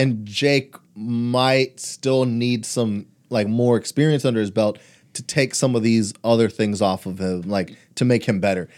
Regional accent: Houston, Texas, United States; also born or lived in Brownsville, Texas; I was a year old when I moved to Houston

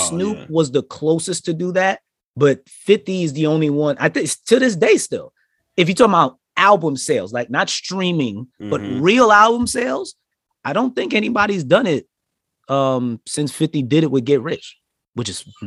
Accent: New York, United States; we're all from New York

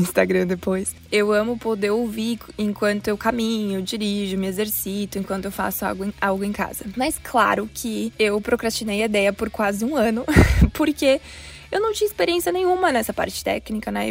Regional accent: Blumenau, Santa Catarina, Brazil; moved away as an adult; also born or lived in Curitiba, Brazil / Manchester, United Kingdom / Canada / United States; Eu sou de Blumenau, Santa Catarina

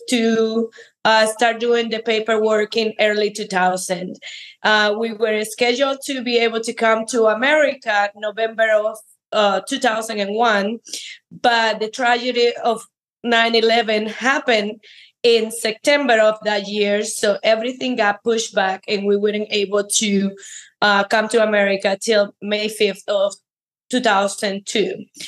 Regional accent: Cuba; moved away as an adult; now in United States; I am an immigrant from Cuba

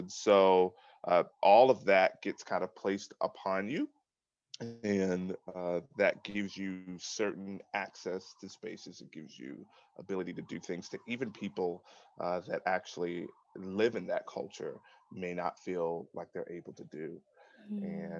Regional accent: United States; I'm an American citizen

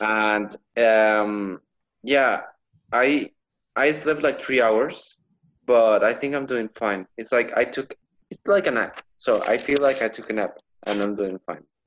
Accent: El Mante, Tamaulipas, Mexico; English is a second language; now in Monterrey, Mexico; right now I'm in my hometown

